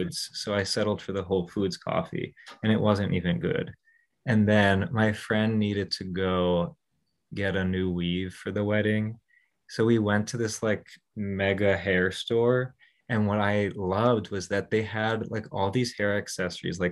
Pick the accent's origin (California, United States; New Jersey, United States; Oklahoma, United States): New Jersey, United States; also born or lived in Manhattan, New York; I grew up in Jersey, but I went to college in Manhattan.